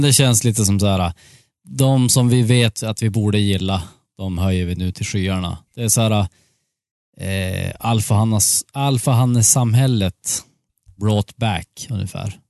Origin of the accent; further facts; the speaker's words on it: Sweden; jag är ju svensk